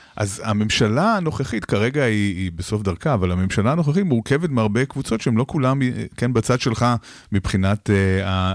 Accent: Israel

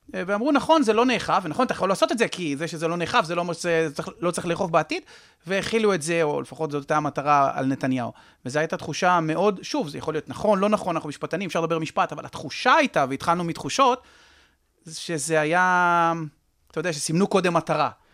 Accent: Israel; אני גדלתי, סיפרתי לך, בשיכון המזרח, אה, ממשפחה מזרחית

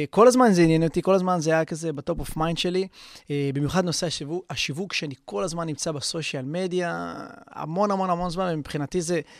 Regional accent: Haifa, Haifa District, Israel; הייתי שחקן כדורגל במכבי חיפה, אני במקור מחיפה

